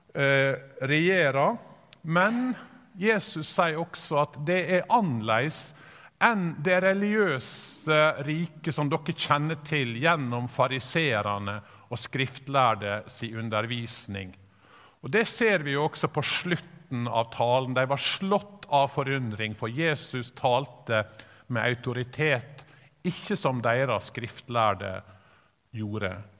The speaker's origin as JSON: {"language": "Norwegian", "town": "Sykkylven", "region": "Møre og Romsdal", "country": "Norway", "tie": "born or raised there", "said": "Når jeg vokste opp på bedehuset i Sykkylven"}